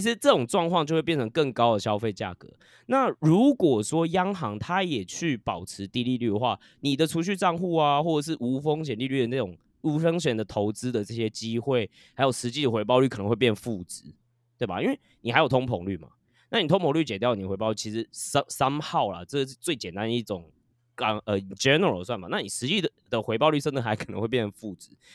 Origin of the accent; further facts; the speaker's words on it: Taiwan; 我们都是台湾人嘛